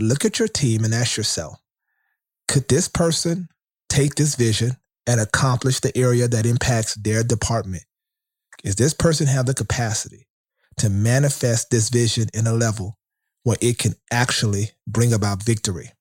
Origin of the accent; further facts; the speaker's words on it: Shreveport, Louisiana, United States; my hometown of Shreveport, Louisiana